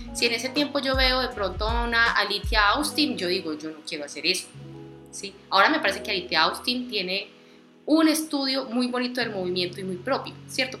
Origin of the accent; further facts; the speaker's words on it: Medellín, Antioquia, Colombia; now in Villavicencio, Colombia; Medellín, Antioquia.